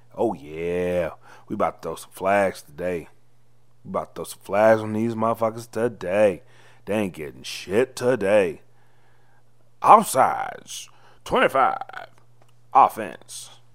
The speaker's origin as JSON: {"language": "English", "region": "the South", "country": "United States", "said": "I'm from the South"}